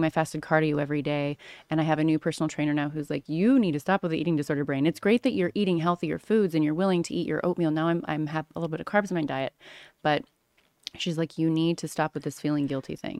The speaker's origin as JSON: {"language": "English", "area": "Orange County", "region": "California", "country": "United States", "tie": "born or raised there", "also_born_or_lived": "Missouri / Los Angeles / Australia / Las Vegas", "moved": "as an adult", "said": "I grew up in Orange County, California, but I spent my summers in Missouri growing up"}